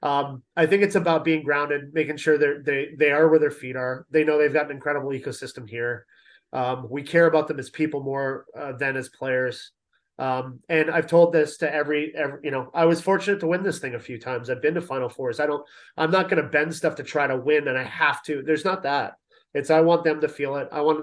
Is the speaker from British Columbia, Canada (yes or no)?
no; London, Ontario, Canada; moved away; also born or lived in Toronto; I'm a Canadian. I'm from Toronto, grew up in London.